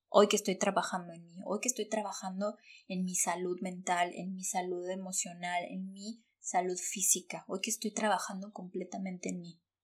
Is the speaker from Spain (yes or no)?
no; Mexico; moved away as an adult; yo salí corriendo de México